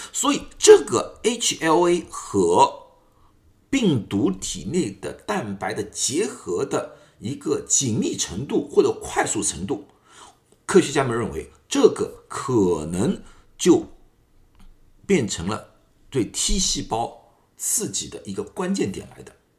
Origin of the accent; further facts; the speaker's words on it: China; 我们中国人无症状的概率更加高一点